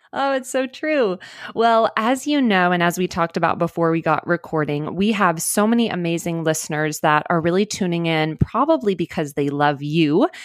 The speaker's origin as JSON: {"language": "English", "town": "Dallas", "region": "Texas", "country": "United States", "moved": "yes", "said": "I'm actually originally from Dallas"}